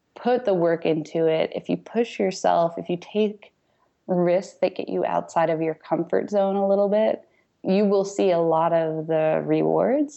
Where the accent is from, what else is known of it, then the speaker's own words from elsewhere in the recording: New Jersey, United States; I grew up mostly in New Jersey